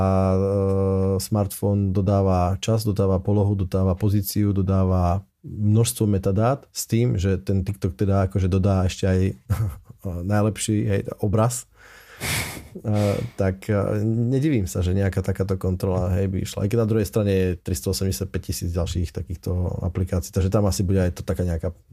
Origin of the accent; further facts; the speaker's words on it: Slovakia; my sme no Slováci.